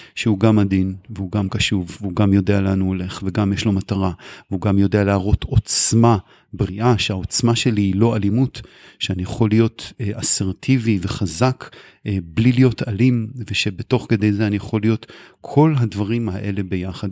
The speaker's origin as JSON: {"language": "Hebrew", "town": "Kfar Tavor", "region": "Northern District", "country": "Israel", "tie": "born or raised there", "also_born_or_lived": "Haifa", "said": "אני גדלתי בחיפה והגעתי בגיל שש לכפר תבור"}